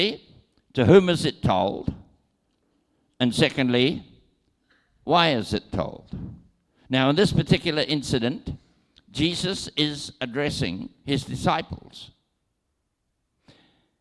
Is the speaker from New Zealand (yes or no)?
yes; New Zealand; I am from New Zealand, and I was born there, and naturally, I have citizenship in New Zealand and travel on a New Zealand passport